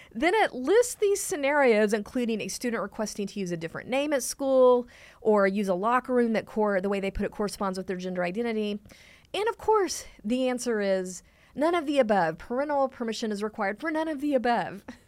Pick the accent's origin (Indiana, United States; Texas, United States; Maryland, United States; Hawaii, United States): Texas, United States; I'm from Texas